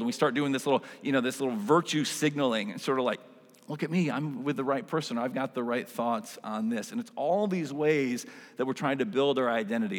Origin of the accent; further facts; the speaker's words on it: Western Michigan, United States; I grew up in Western Michigan